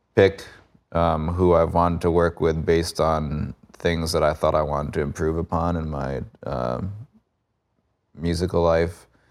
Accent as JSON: {"language": "English", "town": "Cold Spring", "region": "New York", "country": "United States", "tie": "born or raised there", "moved": "as an adult", "lives_now": "Florida, United States", "said": "I grew up in Cold Spring."}